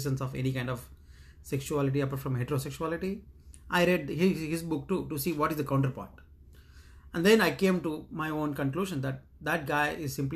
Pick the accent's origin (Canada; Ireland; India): India; moved away as an adult; now in United States; 30 years of growing up in India